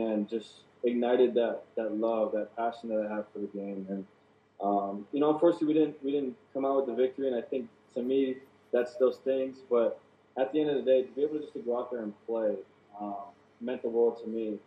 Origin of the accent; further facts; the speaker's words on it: Hawaii, United States; now in Las Vegas, United States; playing for my hometown